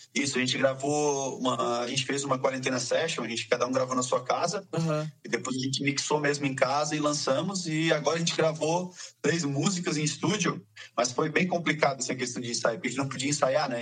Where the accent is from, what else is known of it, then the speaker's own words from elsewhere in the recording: south of Santa Catarina, Brazil; A gente é aqui do sul de Santa Catarina